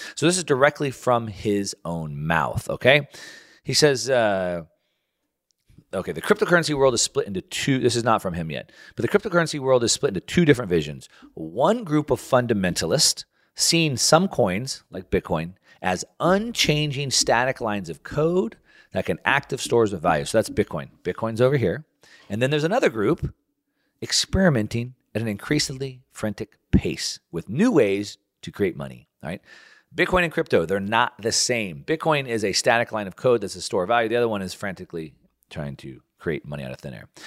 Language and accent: English; United States; as an American